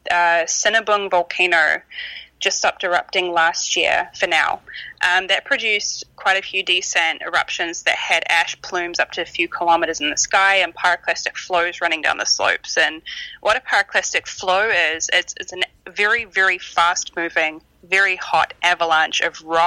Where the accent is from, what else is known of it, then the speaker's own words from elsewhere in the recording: New Zealand; moved away; I grew up in New Zealand, so growing up around volcanoes